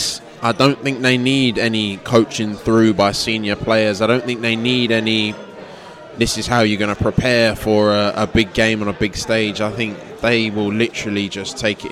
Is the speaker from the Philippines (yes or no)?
no; London, United Kingdom; this is home. I was born in Greenwich Hospital, which is now a block of flats